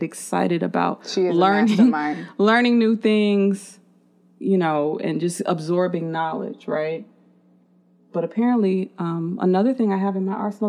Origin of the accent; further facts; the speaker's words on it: Chicago, Illinois, United States; I'm from Chicago